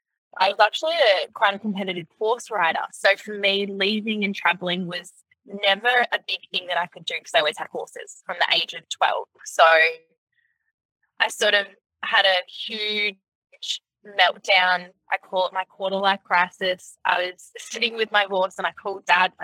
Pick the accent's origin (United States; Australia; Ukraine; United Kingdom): Australia; Gold Coast, Queensland; moved away; I left the Gold Coast to get out of the drama, and yeah, I grew up on the Gold Coast.